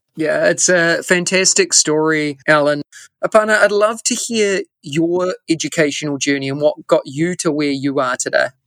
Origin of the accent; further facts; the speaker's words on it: New Zealand; now in Singapore; if I was back in New Zealand or, or my home country